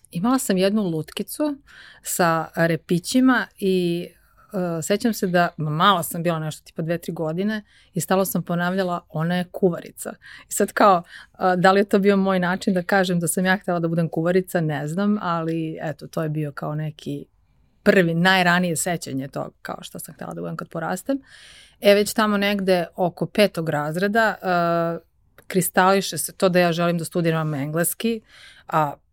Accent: Rogačica, Zlatibor District, Serbia; also born or lived in Užice / United States; now in Belgrade, Serbia; ja sam rođena u Rogačici, odnosno rođena sam u Užicu, zato što u Rogačici ili u Bajnoj bašti ne postoji porodilište. Uh, A, odasla sam u Rogačici, to je jedno malo mesto na reci Drini kod Bajne bašte.

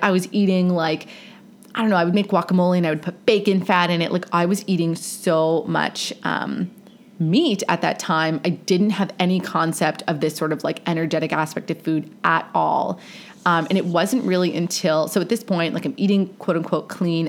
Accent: Canada; Growing up in Canada

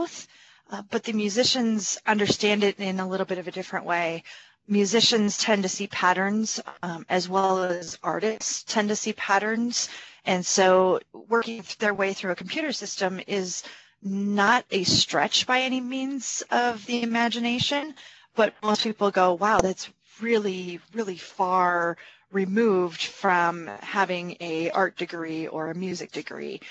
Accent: rural Minnesota, United States; I am out of Minnesota, but I'm very rural Minnesota

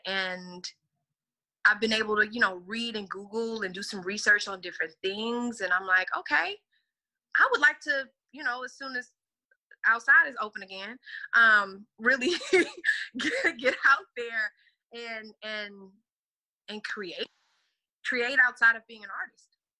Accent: Texas, United States; I know I'm from the South. I'm from Texas all day

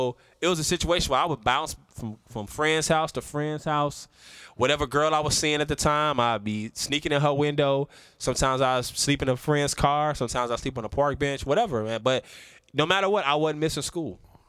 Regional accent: Chicago, Illinois, United States; I'm from Chicago, man.

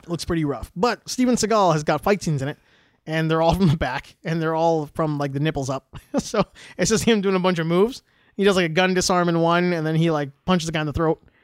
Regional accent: Western Canada, Alberta, Canada; accent: Western Canadian; We sound the way we sound in Western Canada, in Alberta especially

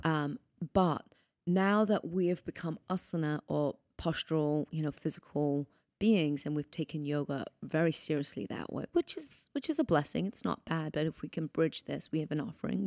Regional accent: United Kingdom; moved away as an adult; now in United States; I'm British originally

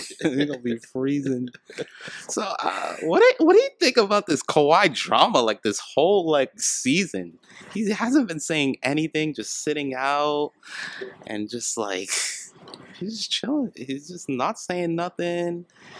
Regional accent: Montreal, Quebec, Canada; I'm from Montreal.

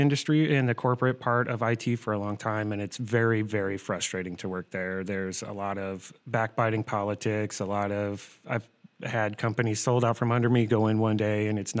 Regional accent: Cedar Rapids, Iowa, United States; I grew up in Cedar Rapids, actually.

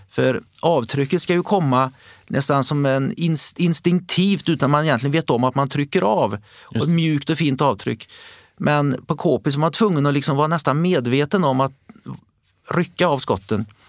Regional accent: Västergötland, Västra Götaland, Sweden; i vår region, där jag kom ifrån, Västergötland

